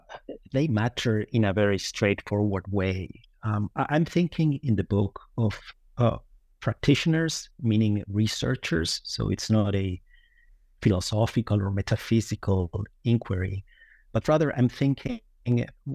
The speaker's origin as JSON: {"language": "English", "country": "Uruguay", "also_born_or_lived": "Evanston, United States / New York, United States", "moved": "as an adult", "lives_now": "Lucerne, Switzerland", "said": "I hail from Uruguay, where I attended university."}